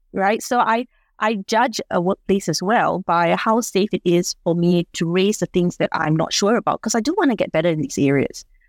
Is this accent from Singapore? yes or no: yes; Singapore; now in Australia; I'm from Singapore